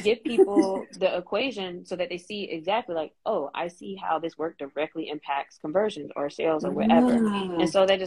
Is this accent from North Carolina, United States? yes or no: yes; North Carolina, United States; now in Memphis, United States; I grew up in North Carolina, and then I'm in Memphis right now